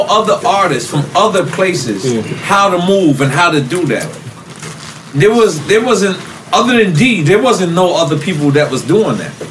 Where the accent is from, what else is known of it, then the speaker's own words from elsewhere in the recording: New York, United States; Like I'm from LeFrak. We got